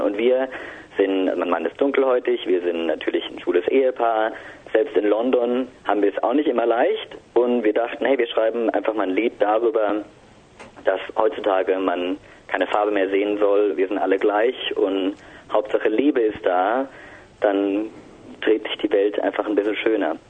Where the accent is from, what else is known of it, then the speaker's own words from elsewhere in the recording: Mannheim, Baden-Württemberg, Germany; Als Mannheimer